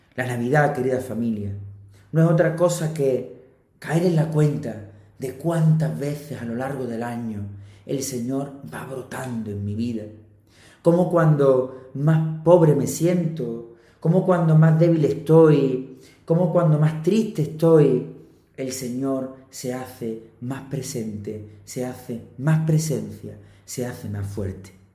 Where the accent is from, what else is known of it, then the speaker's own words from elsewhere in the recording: Andalusia, Spain; de aquí, de mi tierra, de Andalucía